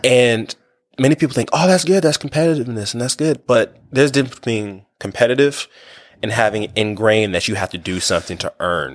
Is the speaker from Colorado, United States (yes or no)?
no; Wichita, Kansas, United States; I'm from Wichita, Kansas